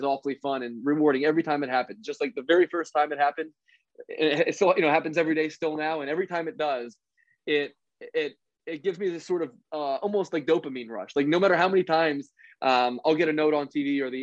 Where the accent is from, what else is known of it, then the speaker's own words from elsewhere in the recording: Philadelphia, Pennsylvania, United States; I grew up in Philadelphia